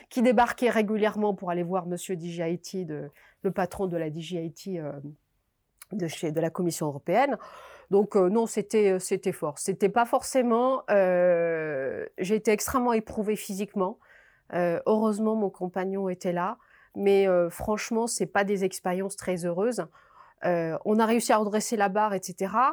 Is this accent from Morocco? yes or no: yes; Morocco; also born or lived in Paris; now in Belgium; Et donc j'arrive en Belgique, je suis marocaine